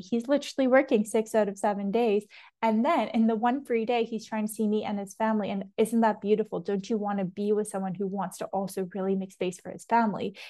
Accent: Toronto, Ontario, Canada; accent: Canadian; first language English; moved away; if you're in Toronto, like where I'm from

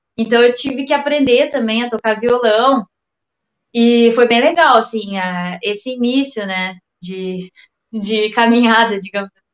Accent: Rio Grande do Sul, Brazil; eu sou gaúcha

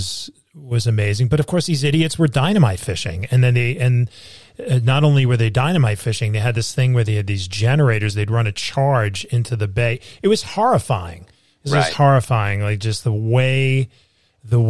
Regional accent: New York, United States; I'm a New Yorker

